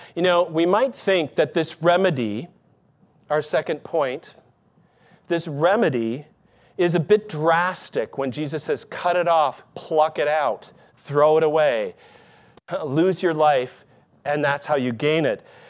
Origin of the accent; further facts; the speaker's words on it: Michigan, United States; moved away; my hometown in Michigan.